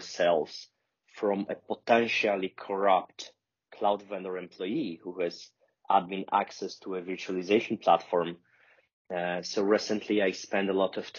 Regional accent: Poland; I'm from Poland. I live in Warsaw

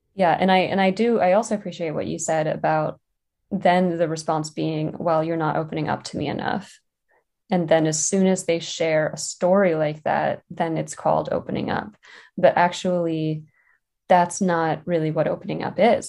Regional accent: West Virginia, United States; moved away; I grew up in West Virginia

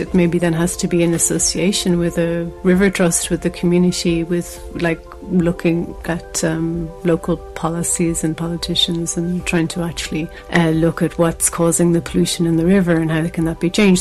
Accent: Ireland; I'm visiting from Ireland

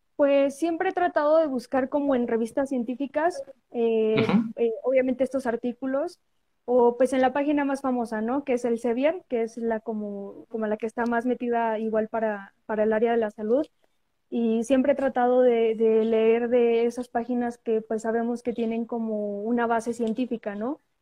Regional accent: a municipality of Puebla state, Mexico; yo soy foránea, o sea, no soy de Puebla capital, soy de, de un municipio del estado de Puebla.

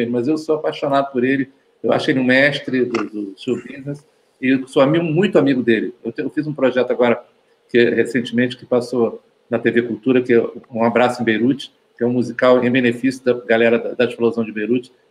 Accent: Belo Horizonte, Minas Gerais, Brazil; Eu, eu, nasci em BH, eu sou de BH, eu, eu

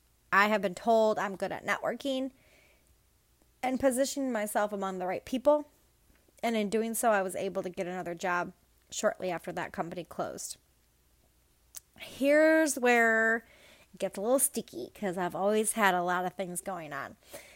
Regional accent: Pinckney, Michigan, United States; now in Mooresville, United States; I am from Hell, Pinckney, Michigan, a place that will forever and always have a little piece of my black heart, but I currently reside in Mooresville, North Carolina.

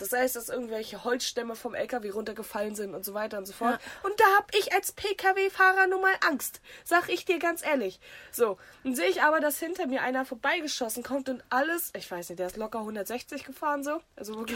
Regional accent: the North, Northern Germany, Germany; ich komme aus dem Norden

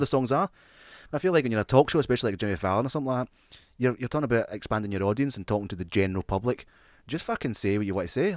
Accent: Scotland, United Kingdom; also born or lived in England; We, we, we grew up in Scottish, uh, primary schools and Scottish schools.

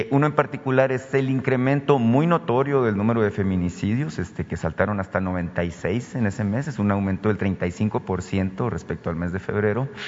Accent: Sonora, Mexico; yo vengo de Sonora, muy en particular, llama la atención el caso de Cajeme, ¿no? Es una ciudad muy pequeña, Cajeme, en el sur de mi estado

